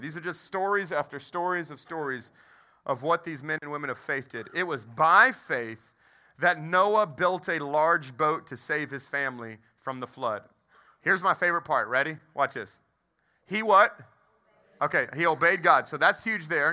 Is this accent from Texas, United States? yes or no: yes; Texas, United States; I, I was raised in Texas